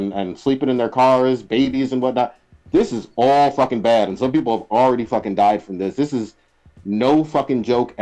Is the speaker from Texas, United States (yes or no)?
no; California, United States; I'm from California